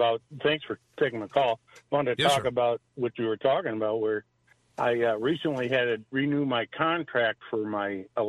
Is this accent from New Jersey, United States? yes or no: no; New York, United States; moved away; So I'm a transplant from Central New York, and I'm a retired cop, and so I'm semi-retired.